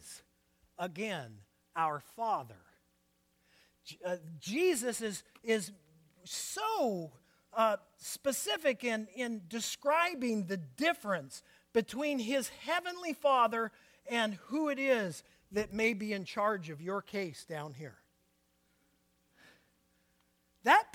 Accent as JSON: {"language": "English", "town": "Portland", "country": "United States", "tie": "born or raised there", "said": "I was born and raised in Portland"}